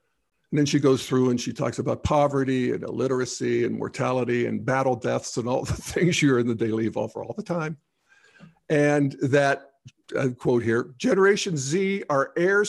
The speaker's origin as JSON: {"language": "English", "country": "United Kingdom", "said": "In my home country of the UK, one in four girls is clinically depressed by the time they are 14."}